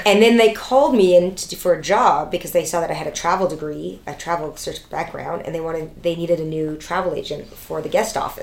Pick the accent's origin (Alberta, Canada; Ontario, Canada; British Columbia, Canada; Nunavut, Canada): Ontario, Canada; Toronto; I grew up in Toronto.